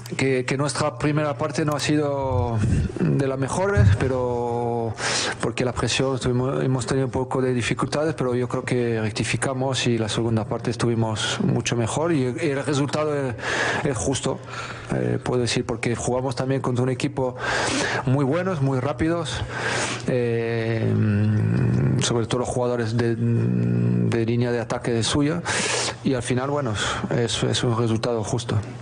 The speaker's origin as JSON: {"language": "Spanish", "region": "Puebla", "country": "Mexico", "tie": "born or raised there", "said": "soy originario de Puebla, actualmente sigo viviendo acá en Puebla"}